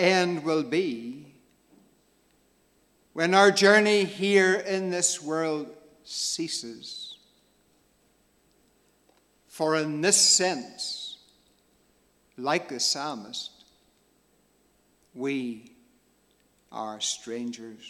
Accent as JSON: {"language": "English", "town": "Cookstown", "region": "Northern Ireland", "country": "United Kingdom", "tie": "born or raised there", "also_born_or_lived": "Magherafelt, County Londonderry / Dungannon / Ballymaguigan, County Londonderry", "said": "I grew up in my childhood days, living just outside the town of Cookstown in County Tyrone."}